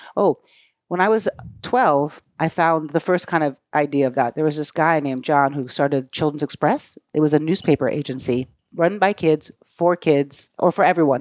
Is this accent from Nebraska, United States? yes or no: no; Brooklyn, New York, United States; I grew up in Brooklyn with my mom